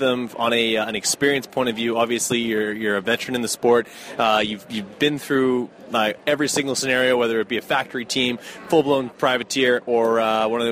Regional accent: Canada; I am from Canada.

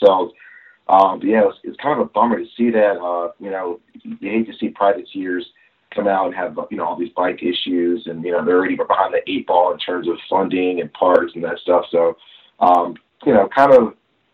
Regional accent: Connecticut, United States; I'm from Connecticut, from the New England area

